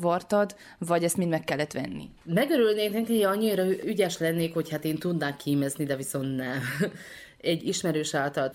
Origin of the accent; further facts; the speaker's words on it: Martonoš, Vojvodina, Serbia; moved away; Martonosról érkeztem, tehát Martonosi születésű vagyok